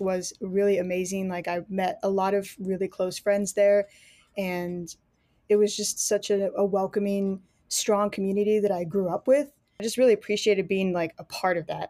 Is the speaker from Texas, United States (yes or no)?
yes; San Antonio, Texas, United States; I was born in the Methodist Church, in a church in San Antonio, Texas, where I currently live now